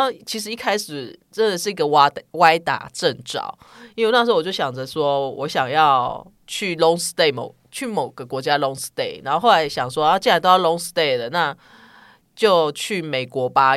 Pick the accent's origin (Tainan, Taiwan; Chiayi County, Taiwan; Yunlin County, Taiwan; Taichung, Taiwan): Taichung, Taiwan; now in Taipei, Taiwan; 我讲普通话，其实没有什么，呃，台中腔什么，但是我是讲台语人知，我是台中人